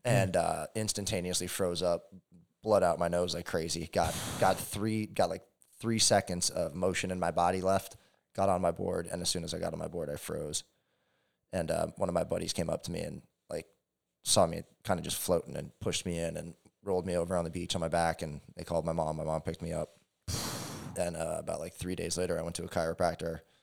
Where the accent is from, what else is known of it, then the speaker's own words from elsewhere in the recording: Hawaii, United States; growing up in Hawaii